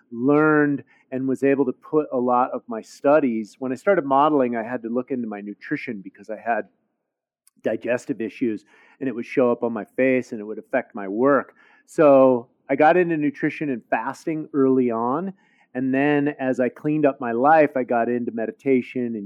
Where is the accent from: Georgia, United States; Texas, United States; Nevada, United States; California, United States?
California, United States; San Francisco; I grew up in the Haight-Ashbury when I was very small in the summer of love, 1967, Haight-Ashbury district of San Francisco